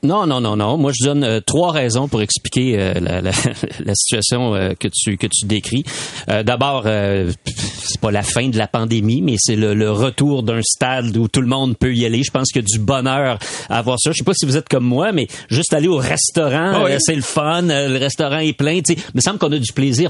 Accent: Quebec City, Quebec, Canada; je suis de Québec

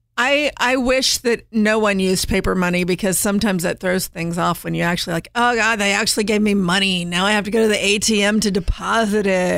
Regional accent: Southern Indiana, United States; I grew up in the Midwest in Southern Indiana

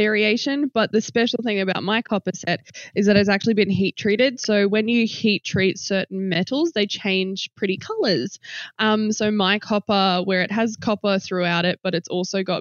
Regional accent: Brisbane, Queensland, Australia; now in South Australia, Australia; I'm from Queensland

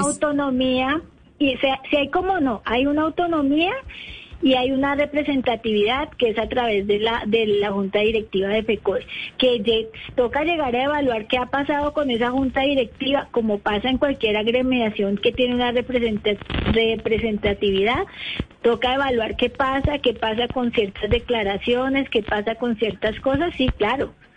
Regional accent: Bogotá, Colombia; yo soy de Bogotá

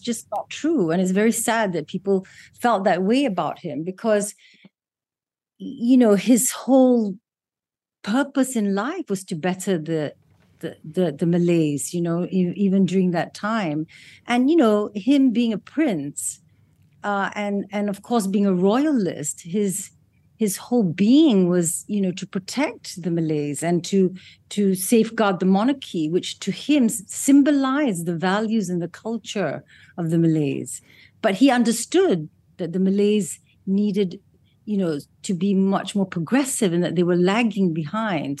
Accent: Malaysia

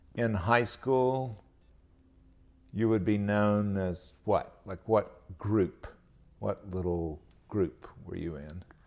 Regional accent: Albany, Georgia, United States; now in North Carolina, United States; going down to my hometown, Albany, Georgia

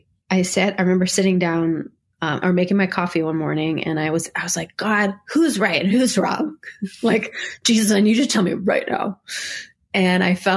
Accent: Niagara Falls, New York, United States; moved away; I grew up in Niagara Falls, New York

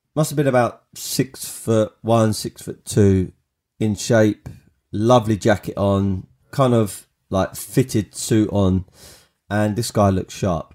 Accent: Kent, South East England, United Kingdom; When I was at school, I went to a school in, uh, in Kent, uh, uh, a school called Langley Park

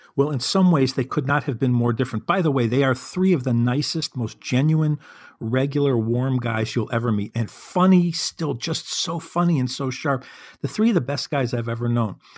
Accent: Chicago, Illinois, United States; here in my hometown of Chicago

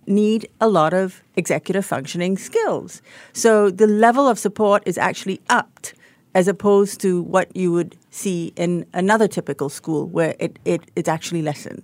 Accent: Singapore; moved away as an adult; also born or lived in Australia; third generation Singaporean. I don't look like one, but I am very much one.

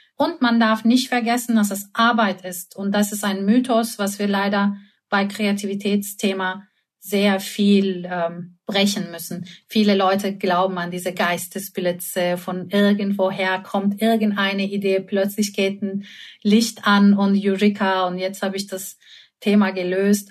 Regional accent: Istanbul, Turkey; moved away; Ich komme aus Istanbul

